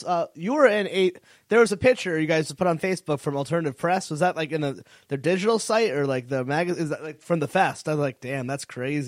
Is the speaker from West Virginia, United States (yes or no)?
no; Connecticut, United States; moved away; I was from Connecticut